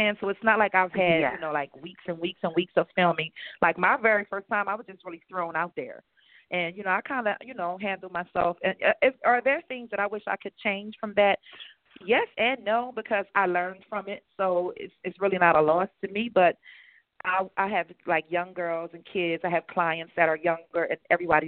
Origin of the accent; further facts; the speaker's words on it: Chester, Pennsylvania, United States; also born or lived in Philadelphia / Delaware; I'm from Chester, Pennsylvania. I've lived in Philadelphia and Delaware